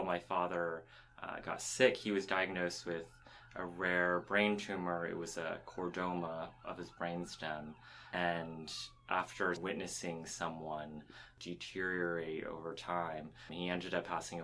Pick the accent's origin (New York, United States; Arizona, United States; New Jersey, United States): New Jersey, United States; Princeton; moved away as an adult; also born or lived in Houston, Texas; I grew up in Princeton, New Jersey